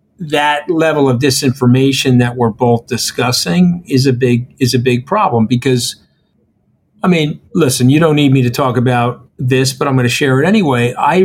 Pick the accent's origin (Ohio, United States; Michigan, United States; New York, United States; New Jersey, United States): New York, United States; you may have had biases against me because I'm a New Yorker